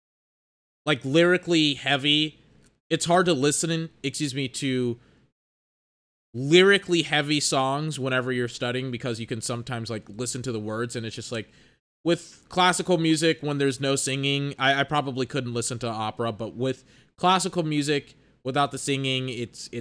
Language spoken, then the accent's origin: English; United States; accent: American; I'm American, and my dirty American accent